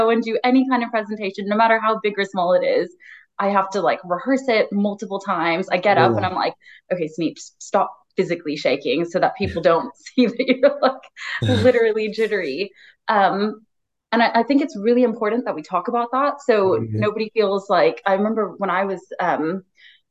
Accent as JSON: {"language": "English", "country": "United States", "tie": "born or raised there", "moved": "yes", "said": "Growing up in America"}